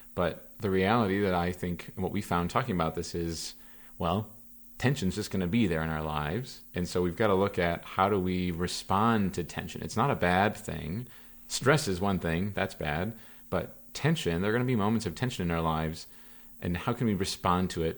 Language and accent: English; Platteville, Wisconsin, United States; moved away as an adult; my hometown, Platteville, Wisconsin.